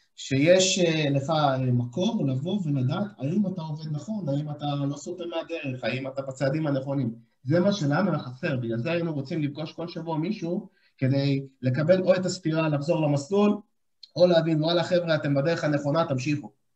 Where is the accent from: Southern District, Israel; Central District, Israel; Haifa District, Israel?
Southern District, Israel; Ashdod; אני גם מגיע מאשדוד, חברים טובים אה, מהבית